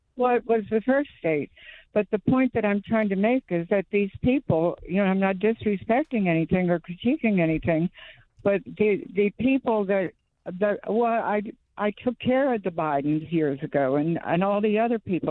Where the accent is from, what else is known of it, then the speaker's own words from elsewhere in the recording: New Castle, Delaware, United States; now in Florida, United States; I grew up in Newcastle, Delaware